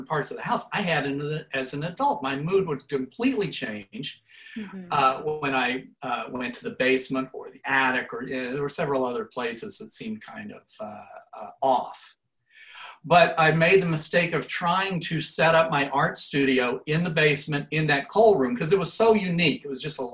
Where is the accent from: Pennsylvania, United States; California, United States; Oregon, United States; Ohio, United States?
Ohio, United States; Portsmouth; I grew up in Portsmouth, Ohio, which is about 2 hours upriver from Cincinnati